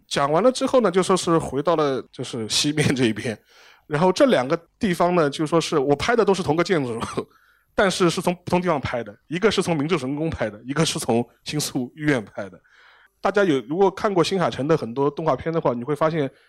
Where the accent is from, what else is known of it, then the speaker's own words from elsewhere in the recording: China; 我们中国人